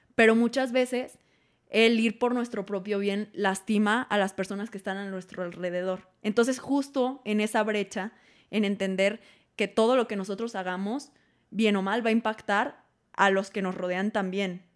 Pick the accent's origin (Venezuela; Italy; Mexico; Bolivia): Mexico; como mexicanos tenemos